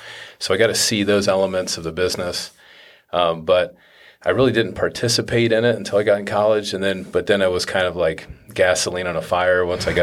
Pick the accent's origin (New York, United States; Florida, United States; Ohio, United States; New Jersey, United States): Ohio, United States; also born or lived in Findlay / Portsmouth / Cambridge; I was born in Findlay, Ohio, went to elementary school down in Portsmouth, and then went to high school in Cambridge. So I moved all over Ohio growing up.